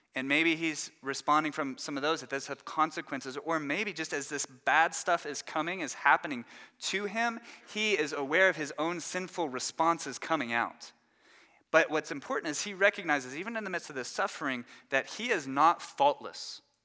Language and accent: English; Dallas, Texas, United States; moved away as an adult; now in Louisville, United States; We grew up in the Dallas area in Texas